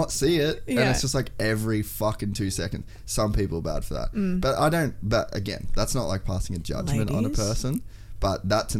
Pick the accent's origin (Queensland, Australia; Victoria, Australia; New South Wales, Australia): Queensland, Australia; Cairns; I'm from Cairns